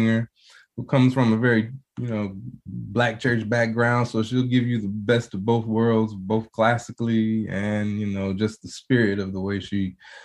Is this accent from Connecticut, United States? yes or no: no; Tacoma, Washington, United States; also born or lived in Buffalo, New York; I grew up in Tacoma, Washington, product of Tacoma Public Schools